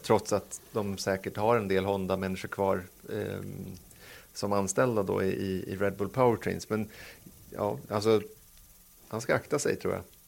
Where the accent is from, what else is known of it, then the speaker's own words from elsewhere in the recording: Sweden; som svensk